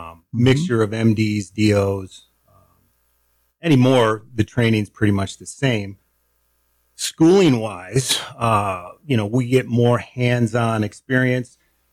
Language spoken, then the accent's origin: English; Upstate New York, United States; moved away as an adult; also born or lived in Des Moines, Iowa / Youngstown, Ohio; now in Bozeman, United States; I'm a New Yorker.